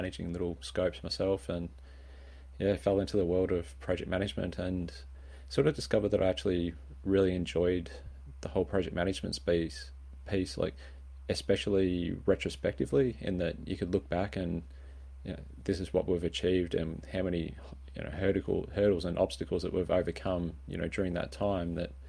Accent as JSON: {"language": "English", "town": "Swan Hill", "region": "Victoria", "country": "Australia", "tie": "born or raised there", "said": "So I grew up in Swan Hill on a beef cattle farm and, trucked off to university and studied electronic engineering"}